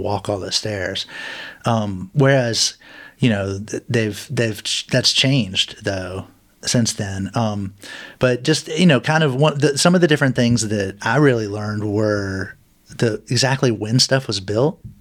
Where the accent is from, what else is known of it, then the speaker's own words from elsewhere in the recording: Clifton Forge, Virginia, United States; also born or lived in North Carolina; now in Roanoke, United States; I'm not from Roanoke originally, I'm from Clifton Forge